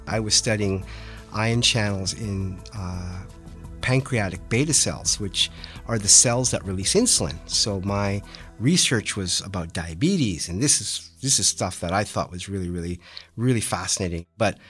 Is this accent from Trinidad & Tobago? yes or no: no; Western Canada, Canada; Yeah, so I grew up in Western Canada.